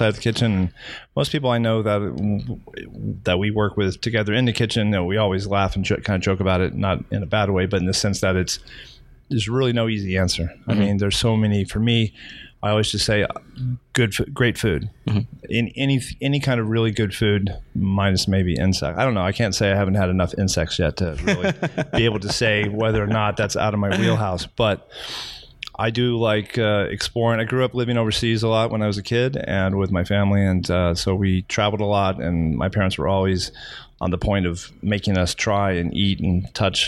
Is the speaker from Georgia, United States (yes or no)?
no; Texas, United States; now in Florida, United States; I'm from Texas